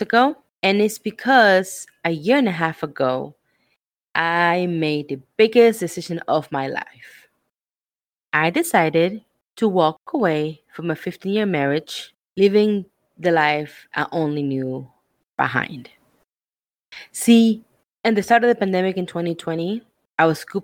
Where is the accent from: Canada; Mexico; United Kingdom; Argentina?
Argentina; moved away; I am from Argentina